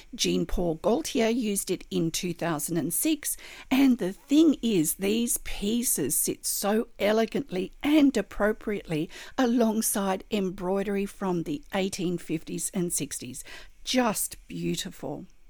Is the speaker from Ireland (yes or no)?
no; Australia; I'm an Australian textile artist